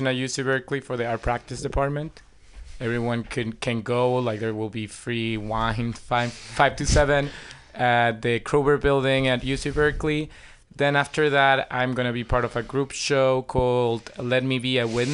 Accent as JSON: {"language": "English", "country": "Venezuela", "also_born_or_lived": "New York", "second_language": "English", "moved": "as an adult", "lives_now": "San Francisco, United States", "said": "I'm originally from Venezuela"}